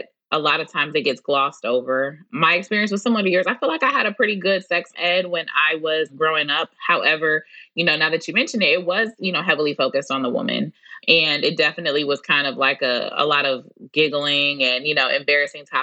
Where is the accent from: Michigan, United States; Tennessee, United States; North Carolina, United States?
Michigan, United States; Detroit; now in Houston, United States; I'm 33 years old and I'm from Detroit. So it was a part of our educational curriculum